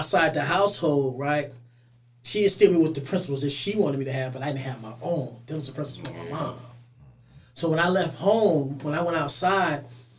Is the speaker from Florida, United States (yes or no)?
no; Oakland, California, United States; also born or lived in Richmond, California; My mother stayed in Richmond, but I grew up in North Oakland.